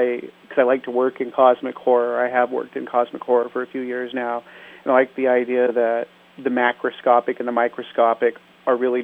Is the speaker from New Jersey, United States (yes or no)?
no; Alaska, United States; We lived in the bush up in Alaska for a good deal of my childhood.